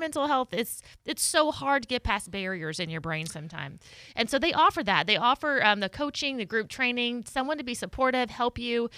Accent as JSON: {"language": "English", "region": "Arkansas", "country": "United States", "moved": "yes", "said": "I'm from Arkansas"}